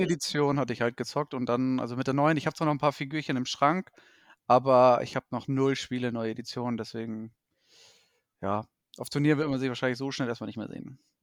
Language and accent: German; Hamburg, Germany; gebürtiger Hamburger, aufgewachsen und so weiter und so fort. Dort halt auch ansässig zurzeit.